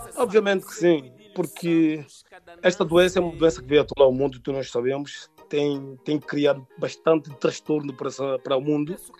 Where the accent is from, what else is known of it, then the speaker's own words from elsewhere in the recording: Santo Amaro, Lobata, São Tomé & Príncipe; now in Portugal; Eu nasci em São Tomé, é filho dos pais de origem também São Tomense. Pronto, eu nasci uh, uh, na região de Santo Tomar, distrito de Lobata